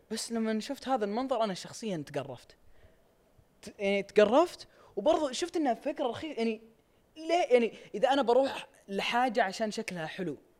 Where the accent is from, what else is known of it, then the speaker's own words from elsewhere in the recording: Riyadh, Riyadh Province, Saudi Arabia; عندنا في الرياض